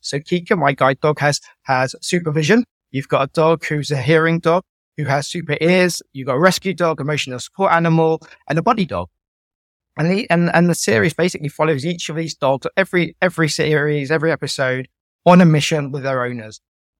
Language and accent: English; Guildford, South East England, United Kingdom; It's from growing up in Guildford in Surrey to going to university, falling in love, getting married, and then losing my sight, and then my journey through sight loss.